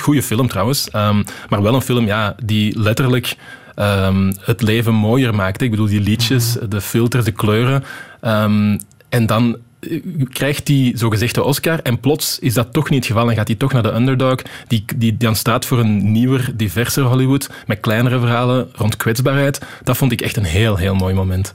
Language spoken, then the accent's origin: Dutch; Wechelderzande, Flanders, Belgium; also born or lived in Antwerp; ik ben geboren in Antwerpen, maar toen ik één jaar was, zijn we verhuisd naar Wecheldre Zanden eh, in de Kempen